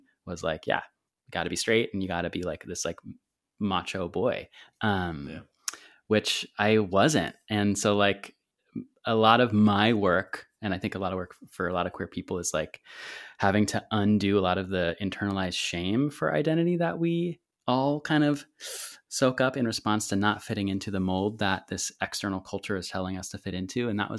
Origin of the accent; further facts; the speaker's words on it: Santa Cruz, California, United States; oh, that must have been like a breeze growing up in Santa Cruz.